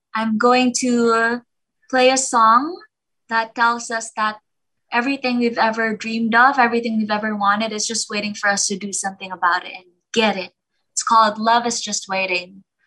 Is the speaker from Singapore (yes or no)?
no; Philippines; the entire time I've lived in the Philippines and I've been here all my life